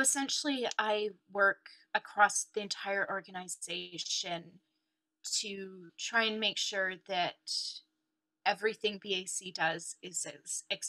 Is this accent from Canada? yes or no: yes; Canada; also born or lived in Sheffield; now in London, United Kingdom; in Sheffield, but came over to Canada quite young.